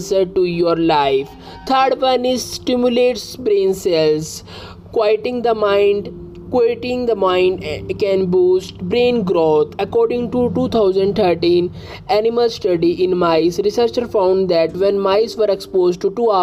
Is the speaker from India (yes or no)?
yes; India; I am from India.